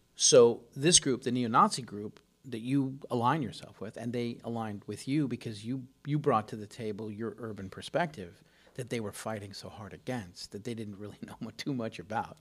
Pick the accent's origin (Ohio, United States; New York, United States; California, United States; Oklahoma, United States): California, United States; Los Angeles; I grew up in Los Angeles